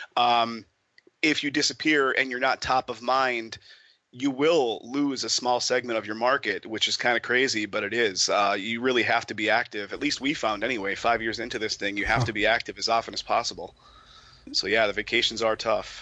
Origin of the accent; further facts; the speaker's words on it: Pennsylvania, United States; moved away as an adult; now in Las Vegas, United States; originally from uh, Pennsylvania, where Jason and I were good personal buds, and I moved out to Vegas just about two years ago